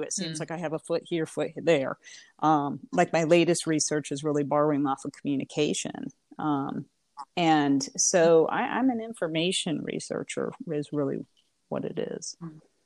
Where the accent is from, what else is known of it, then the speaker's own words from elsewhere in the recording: Indiana, United States; moved away as an adult; also born or lived in Florida; now in Alabama, United States; I'm originally from Indiana, born and raised.